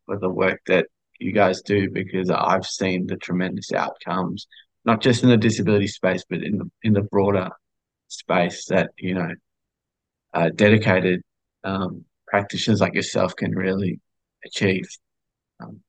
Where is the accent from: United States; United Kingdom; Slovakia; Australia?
Australia; I'm from Australia, as you can probably tell from the accent